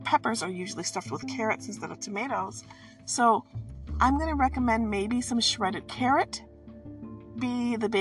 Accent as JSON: {"language": "English", "region": "Midwest", "country": "United States", "said": "I'm from the Midwest"}